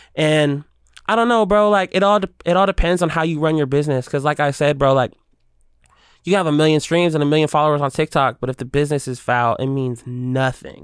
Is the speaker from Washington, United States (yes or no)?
yes; Seattle, Washington, United States; I'm a native kid, and I'm a Seattle kid